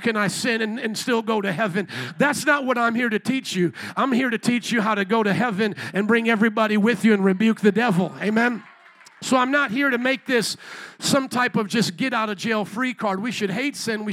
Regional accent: Indiana, United States; I grew up in Indiana

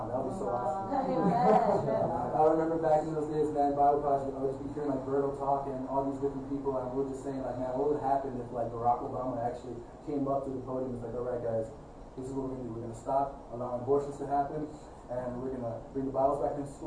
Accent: Chicago, Illinois, United States; being born in Ravenswood Hospital

